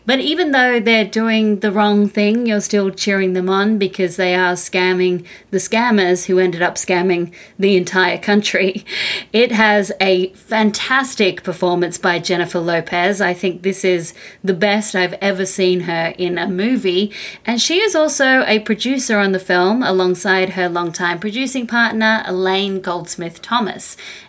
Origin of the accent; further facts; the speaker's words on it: Australia; From Australia.